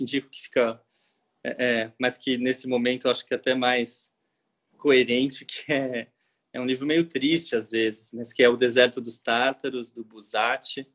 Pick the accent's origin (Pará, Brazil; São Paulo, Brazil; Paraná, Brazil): São Paulo, Brazil; now in Rio de Janeiro, Brazil; eu sou de São Paulo e vim morar no Rio